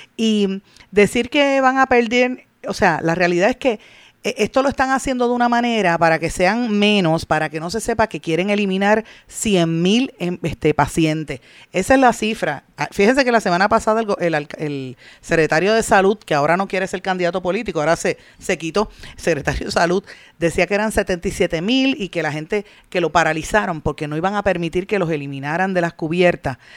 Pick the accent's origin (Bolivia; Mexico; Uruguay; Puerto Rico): Puerto Rico